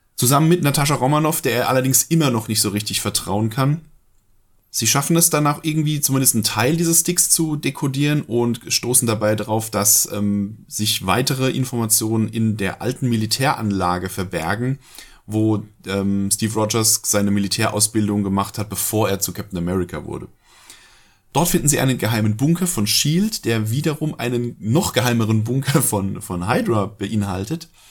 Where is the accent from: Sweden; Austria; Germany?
Germany; bei uns in Deutschland